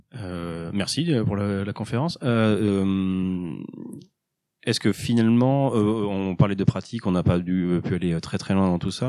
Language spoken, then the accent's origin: French; France; chez nous, en France, on a quand même une, culture